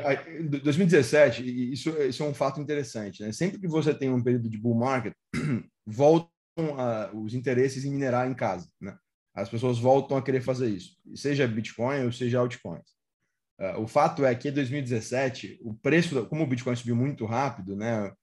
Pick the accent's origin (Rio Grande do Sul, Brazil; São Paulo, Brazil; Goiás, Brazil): Rio Grande do Sul, Brazil; Porto Alegre; Eu sou de Porto Alegre